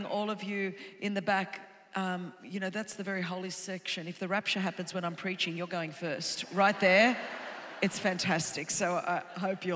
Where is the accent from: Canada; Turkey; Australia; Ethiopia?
Australia; now in Southern California, United States; I was raised in Australia